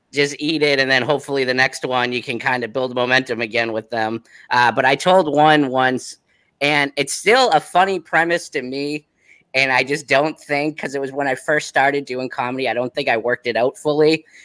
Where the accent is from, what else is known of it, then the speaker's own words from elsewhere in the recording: Whitman, Massachusetts, United States; also born or lived in Connecticut; grew up in Whitman, Massachusetts. I lived there my my whole life.